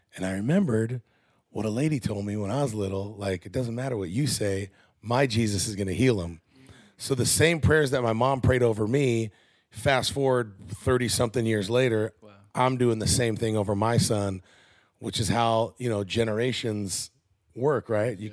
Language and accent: English; Southern California, United States; moved away as an adult; also born or lived in Iowa / Washington; now in Tennessee, United States; I grew up in Southern California